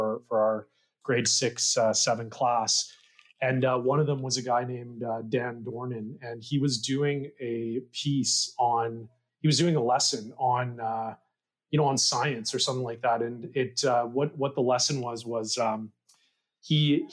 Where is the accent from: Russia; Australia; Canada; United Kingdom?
Canada; North Vancouver, British Columbia; also born or lived in Kamloops; I grew up in North Van.